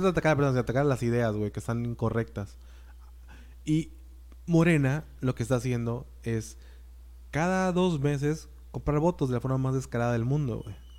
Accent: Mexico; somos mexicanos

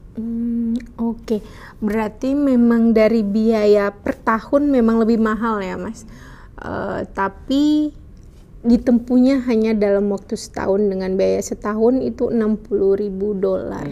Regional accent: Indonesia; kita dari Indonesia

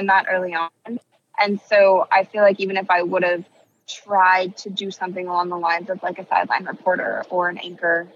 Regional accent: Akron, Ohio, United States; I grew up in Akron, Ohio

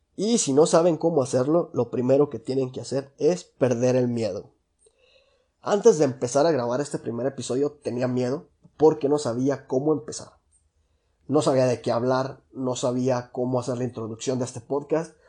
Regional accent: La Piedad, Michoacán, Mexico; soy originario de La Piedad, Michoacán

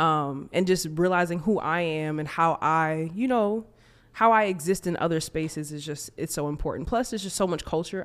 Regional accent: United States; also born or lived in Minnesota; being American

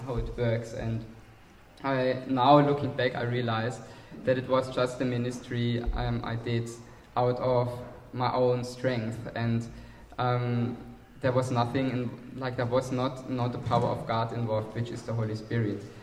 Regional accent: Germany; accent: German; English is a second language; moved away; I'm from Germany, as most of you know, and the others can hear it on my accent

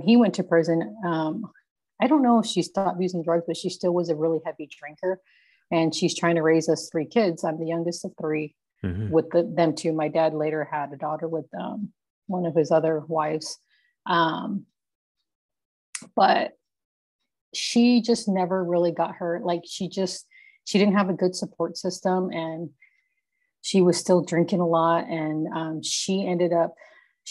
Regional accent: Yuma, Arizona, United States; also born or lived in California; I was born in Yuma

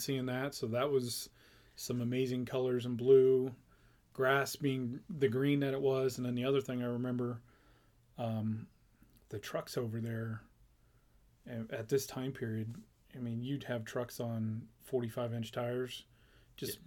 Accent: Paris, Texas, United States; moved away as an adult; also born or lived in New Mexico / Maine; I grew up in Paris, Texas.

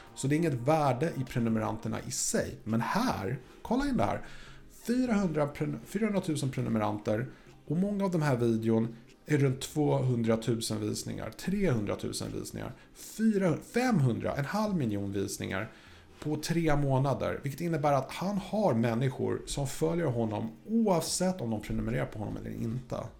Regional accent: Sweden; jag är svensk

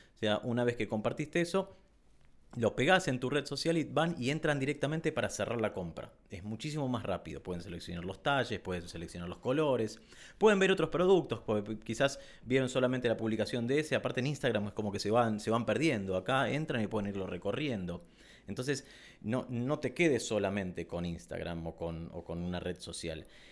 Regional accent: Argentina; En Argentina tenemos ciertos impuestos

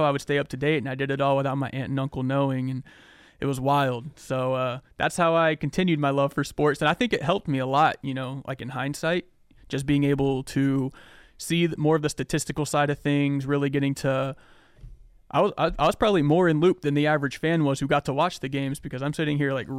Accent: Erie, Pennsylvania, United States; also born or lived in Jacksonville, Florida / Georgia / Seattle, Washington; I kind of consider Erie my hometown, but unfortunately, I was not born here. I was born in Jacksonville, Florida. Moved up to Georgia for a little bit of my life, and eventually moved out to Seattle, Washington

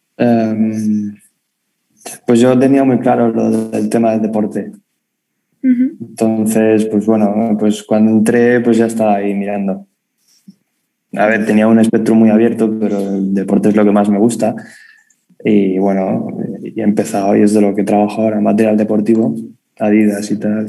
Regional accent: Madrid, Community of Madrid, Spain; accent: madrileño; yo, con mi acento madrileño

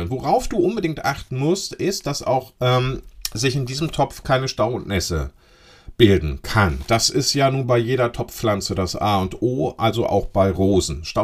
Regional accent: Lower Saxony, Germany; so hießen die bei uns in Ostfriesland, Pülschepott.

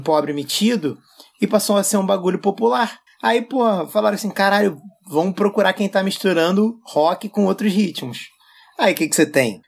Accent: Rio de Janeiro, Brazil; eu sou carioca

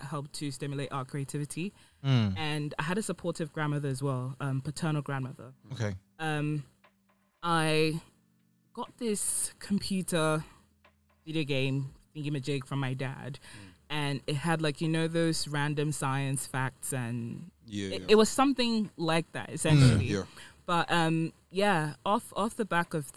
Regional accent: Ghana; I grew up in Ghana

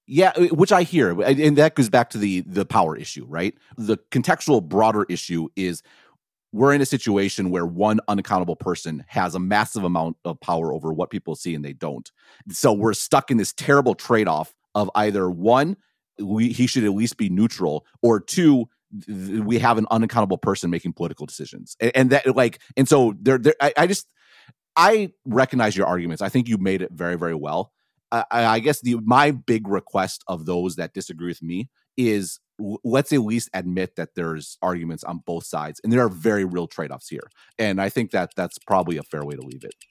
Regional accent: Madison, Wisconsin, United States; growing up in Madison

